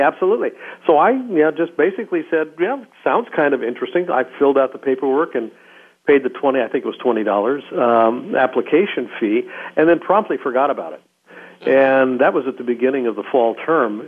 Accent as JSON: {"language": "English", "town": "Roseburg", "region": "Oregon", "country": "United States", "tie": "born or raised there", "said": "I was born in Oregon in a small town, Roseburg, Oregon."}